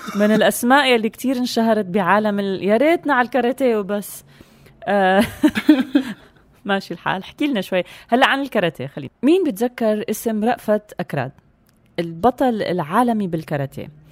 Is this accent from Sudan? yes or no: no; Syria